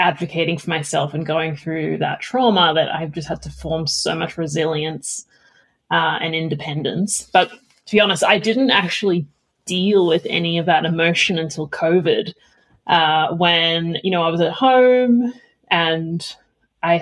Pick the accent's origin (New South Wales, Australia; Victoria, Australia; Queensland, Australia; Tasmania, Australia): Victoria, Australia; Melbourne; moved away; also born or lived in London / Palo Alto; I grew up in Australia, but my parents divorced when I was 4 and my father moved to London. And so I grew up going back and forth between Melbourne and London on the plane